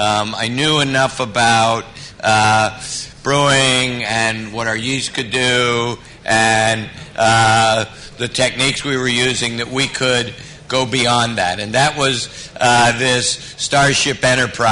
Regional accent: United States; this is America

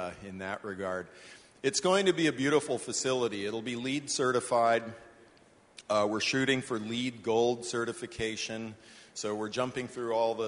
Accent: West Coast, United States; moved away as an adult; I grew up on the West Coast. I moved east when I was 19 and never looked back.

